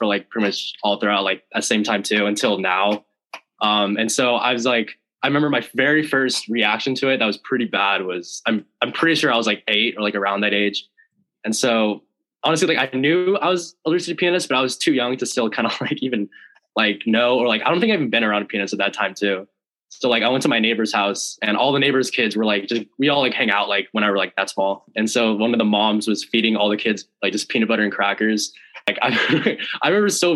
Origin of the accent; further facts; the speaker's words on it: Lake Forest, California, United States; moved away as an adult; also born or lived in Washington; I'm from Orange County, California. We're from like Lake Forest